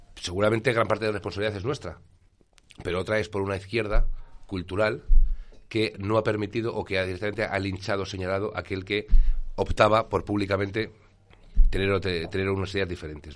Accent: Spain; como español

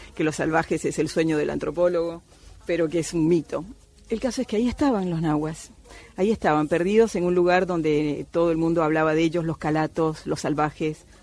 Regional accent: Cuba; moved away; also born or lived in Amazon rainforest; yo soy nacida en Cuba de padre argentino

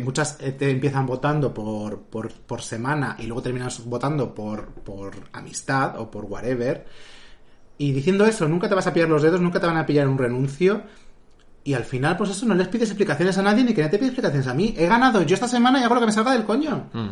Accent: Madrid, Community of Madrid, Spain; somos de aquí de Madrid

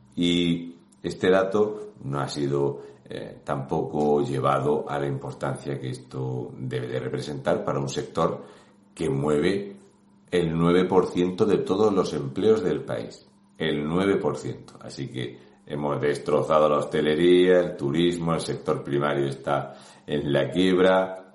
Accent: Region of Murcia, Spain; un murciano encabronado

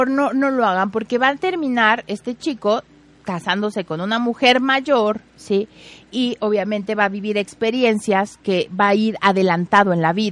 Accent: Puebla, Mexico; Yo soy de Pueblita. Muy bien, Josfer. De Ay, pues todos somos poblanos, hombre.

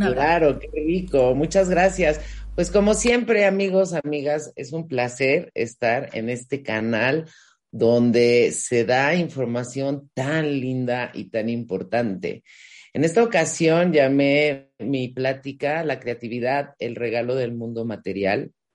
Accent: Mexico; yo soy de México y en México se usa mucho este no tienes llenadera

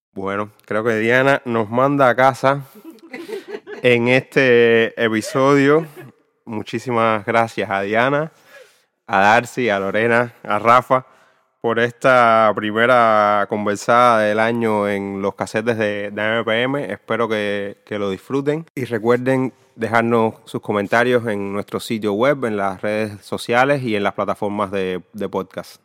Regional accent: Cuba; desde la experiencia como cubano

